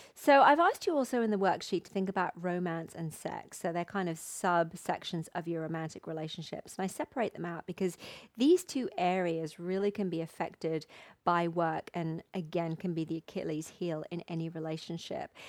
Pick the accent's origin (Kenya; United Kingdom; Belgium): United Kingdom; England; moved away as an adult; now in Mexico; my home country